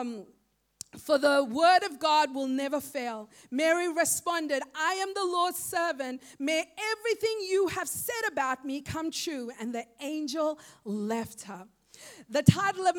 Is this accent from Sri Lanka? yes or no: yes; Sri Lanka; now in Australia; I am just a young girl growing up in Sri Lanka